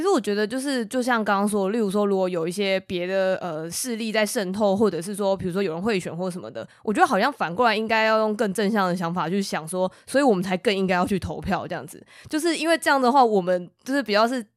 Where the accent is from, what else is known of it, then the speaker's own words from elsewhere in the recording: Taiwan; 我们身为台湾人